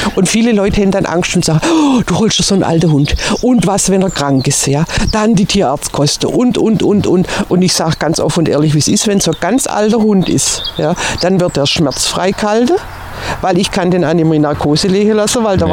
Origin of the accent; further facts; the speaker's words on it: Swabia, Baden-Württemberg, Germany; also born or lived in Turkey; now in Mecklenburg-Vorpommern, Germany; als Schwabe